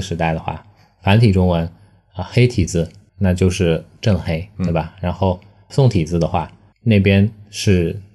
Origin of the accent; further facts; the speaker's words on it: Shanghai, China; 作为一个上海人